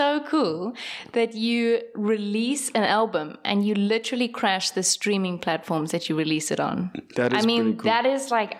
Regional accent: Durban, KwaZulu-Natal, South Africa; born there; Is this a bad time to bring up that I was born in Durban?

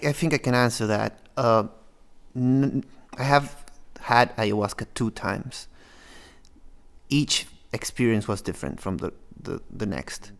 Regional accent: Peru; now in Norway; I am from Peru.

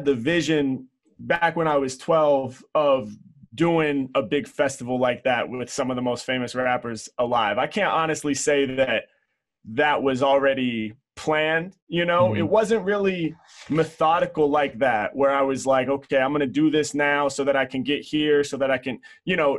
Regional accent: Portland, Oregon, United States; growing up in Portland, Oregon

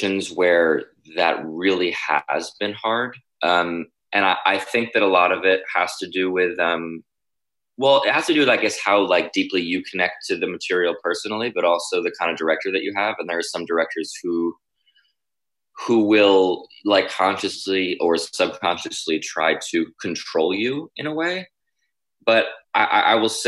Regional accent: New York, United States; I'm from New York, and I've been in the city up until now

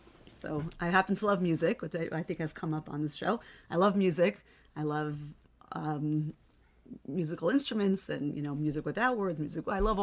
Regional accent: Lawrence, New York, United States; moved away as an adult; now in Boca Raton, United States; I'm from Lawrence, New York.

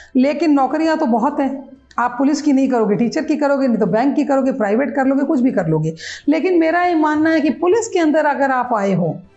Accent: Jaisalmer, Rajasthan, India; moved away as an adult; now in Udaipur, India; मैं जैसलमेर की रहने वाली हूँ

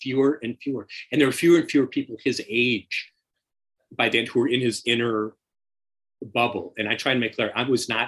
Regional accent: Minneapolis, Minnesota, United States; moved away as an adult; also born or lived in New York; I was from Minneapolis

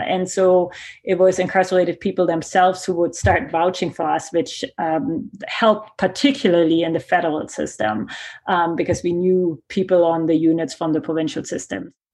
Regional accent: Germany; accent: German; English is a second language; now in Canada; my accent that you hear is German

